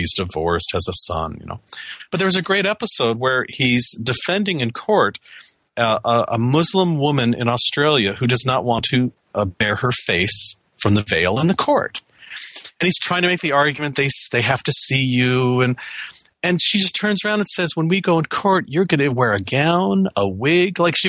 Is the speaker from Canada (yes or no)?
yes; Canada; moved away as an adult; now in United States; I have a green card. I'm a Canadian citizen. I've worked in the U.S. for my whole career. I'm a permanent resident.